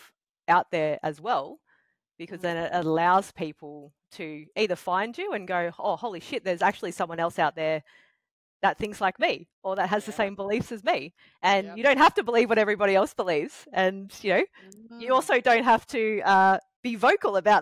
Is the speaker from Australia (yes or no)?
yes; Batemans Bay, New South Wales, Australia; also born or lived in Victoria; moving back to my hometown in Batemans Bay